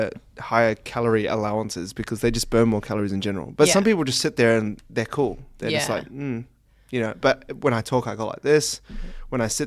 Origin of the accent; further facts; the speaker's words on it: New Zealand; I'm from New Zealand, so tomato sauces.